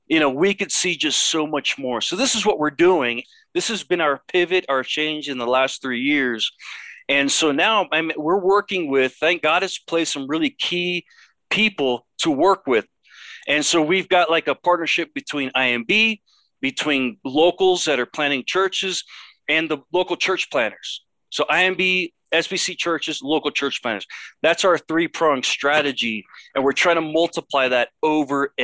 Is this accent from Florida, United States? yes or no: yes; Miami, Florida, United States; moved away as an adult; also born or lived in Los Angeles, California; now in Mexico City, Mexico; I was born in Los Angeles. I was raised in Miami.